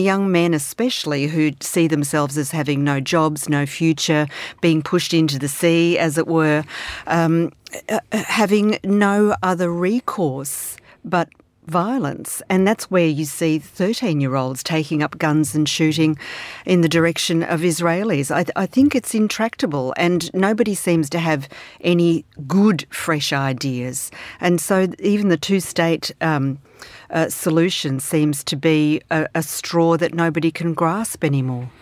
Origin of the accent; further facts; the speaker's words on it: Melbourne, Victoria, Australia; I'm from Melbourne.